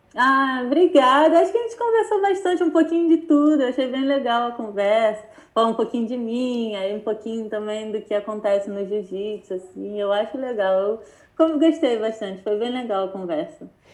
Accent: Brazil; also born or lived in North America; now in United States

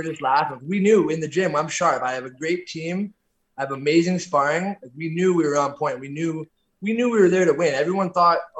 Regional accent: Orangeville, Ontario, Canada; moved away as an adult; I'm originally from Orangeville, Ontario, about an hour north of Toronto

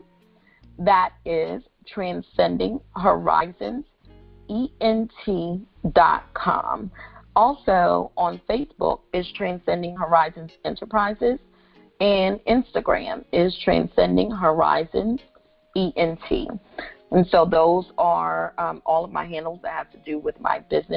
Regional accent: Delaware, United States; moved away; I'm originally from Delaware, so that's where that 302 comes in.

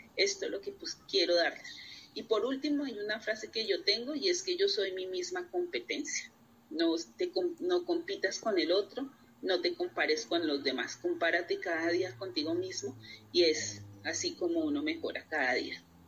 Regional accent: Colombia; como colombiana y latinoamericana

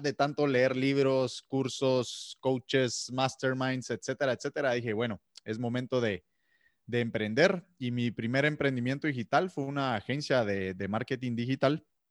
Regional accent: Guatemala; soy de Guatemala

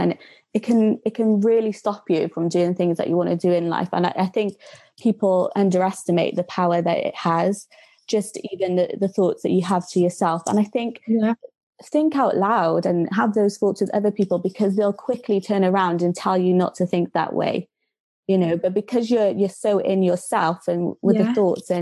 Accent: Cardiff, Wales, United Kingdom; moved away as an adult; now in Birmingham, United Kingdom; I'm originally from Cardiff

